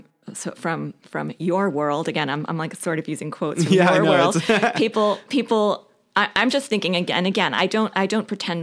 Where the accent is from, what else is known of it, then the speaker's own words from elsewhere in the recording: Brooklyn, New York, United States; also born or lived in New Jersey; When I was a little past 9, we moved from Sheepshead Bay, Brooklyn, where there were a lot of Jews, let's say, right, to a neighborhood in New Jersey where I was the only Jewish kid in the class.